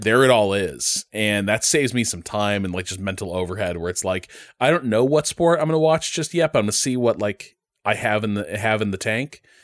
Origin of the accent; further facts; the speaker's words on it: Chicago, Illinois, United States; I grew up in Chicagoland.